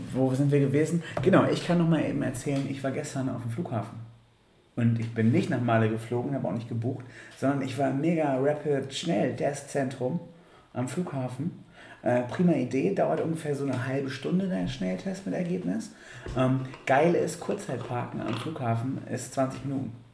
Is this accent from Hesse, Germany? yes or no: no; Bremen, Germany; wir als Bremer